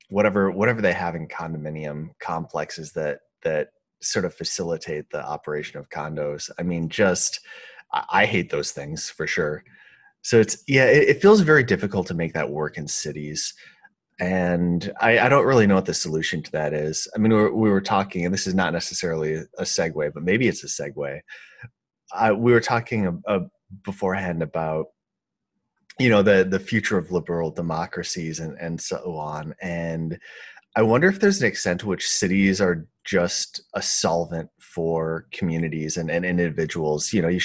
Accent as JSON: {"language": "English", "region": "Midwest", "country": "United States", "said": "And I'm from the Midwest, and the idea of imposing on somebody else is just abhorrent to me."}